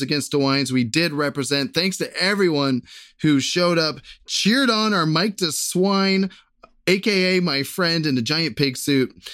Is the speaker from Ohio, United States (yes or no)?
yes; Bexley, Ohio, United States; moved away; the good people of Bexley, Ohio, my hometown